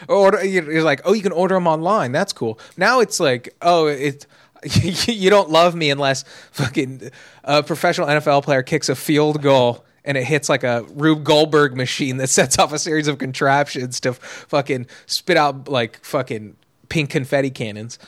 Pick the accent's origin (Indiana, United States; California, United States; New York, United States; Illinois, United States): California, United States; Los Angeles area; I've been in L A my whole life